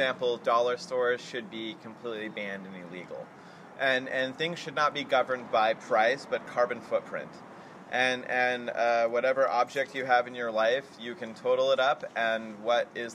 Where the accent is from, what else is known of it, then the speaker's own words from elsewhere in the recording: New Mexico, United States; I'm from New Mexico, and I was raised on reservations